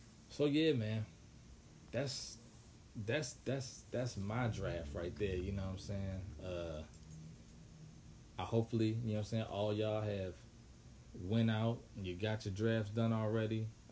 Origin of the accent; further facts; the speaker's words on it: Washington, District of Columbia, United States; D.C., man, my hometown